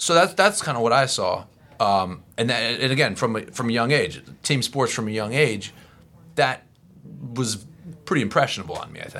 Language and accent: English; Florida, United States; also born or lived in Philadelphia area, Pennsylvania; I was raised in Florida